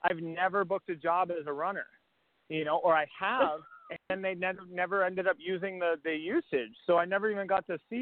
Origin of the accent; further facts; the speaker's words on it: Massachusetts, United States; I'm from Massachusetts